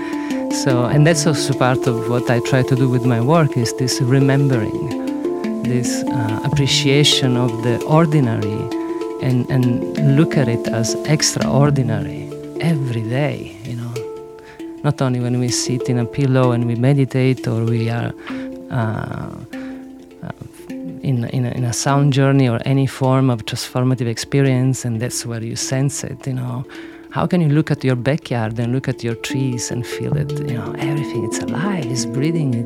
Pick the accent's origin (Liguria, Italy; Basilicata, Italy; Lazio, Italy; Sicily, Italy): Sicily, Italy; English is a second language; I grew up in Sicily